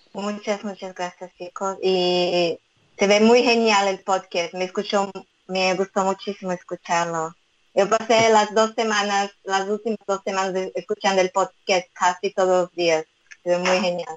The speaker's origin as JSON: {"language": "Spanish", "country": "Brazil", "tie": "born or raised there", "second_language": "Spanish", "moved": "as an adult", "lives_now": "Israel", "said": "mis padres son japoneses, yo nací, y crecí en Brasil"}